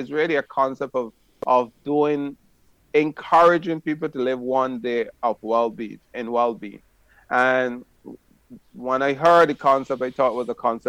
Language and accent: English; St. Vincent & Grenadines; now in Barbados; My father was one of the most famous bush doctor in my country, which I was born in St. Vincent.